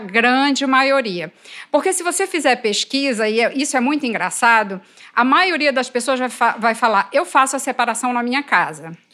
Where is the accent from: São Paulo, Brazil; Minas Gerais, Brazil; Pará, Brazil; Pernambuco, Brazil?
Pará, Brazil; eu sou paraense